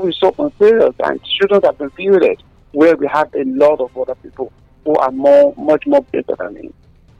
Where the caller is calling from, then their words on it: Abeokuta, Ogun State, Nigeria; connecting from Nigeria.